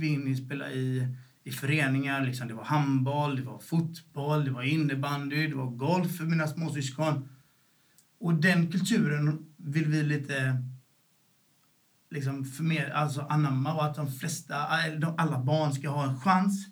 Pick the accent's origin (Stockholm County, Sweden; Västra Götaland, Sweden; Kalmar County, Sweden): Västra Götaland, Sweden; Gothenburg; also born or lived in Sävedalen; först växte vi upp i Bergsjön liksom. Och, eh, och när, vi var, när jag var åtta år så flyttade vi därifrån